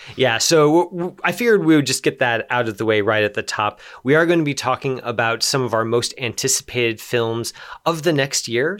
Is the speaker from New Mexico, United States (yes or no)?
yes; Los Alamos, New Mexico, United States; I grew up in Los Alamos.